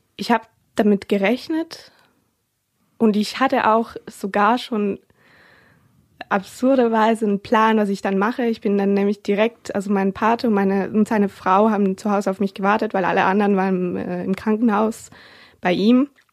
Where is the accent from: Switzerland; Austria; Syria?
Switzerland; Ich komme ja aus der Schweiz